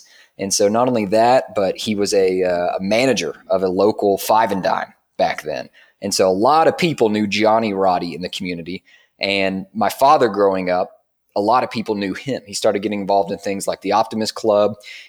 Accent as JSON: {"language": "English", "town": "Dayton", "region": "Tennessee", "country": "United States", "tie": "born or raised there", "said": "Well, Dayton, Tennessee, I mean, I'm sure a lot of people that may be listening who grew up in a small town, they can definitely relate or at least understand."}